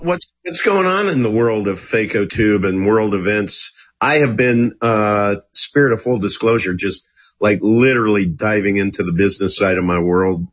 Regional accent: Kansas, United States; I'm from Kansas

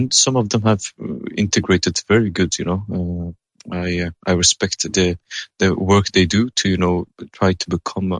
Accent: Afghanistan; now in Sweden; I'm originally from Afghanistan

